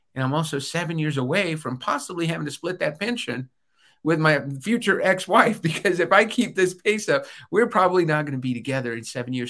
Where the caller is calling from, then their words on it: Albuquerque, New Mexico, United States; I'm calling in today from Albuquerque, New Mexico.